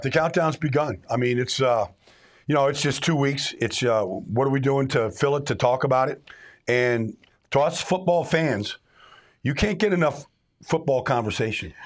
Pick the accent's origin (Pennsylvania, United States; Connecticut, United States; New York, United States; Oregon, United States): Pennsylvania, United States; Pittsburgh; I'm from Pittsburgh. My dad and mom are from Pittsburgh.